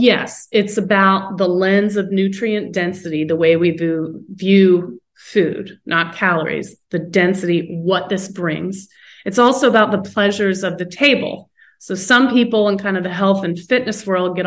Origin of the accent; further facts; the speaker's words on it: North Carolina, United States; moved away; also born or lived in West Coast; when I grew up in North Carolina